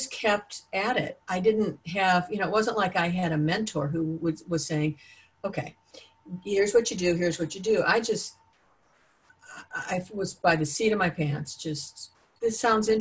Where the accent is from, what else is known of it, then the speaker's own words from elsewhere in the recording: Ohio, United States; moved away as an adult; also born or lived in Los Angeles, United States; I grew up in Ohio and I came back a couple years ago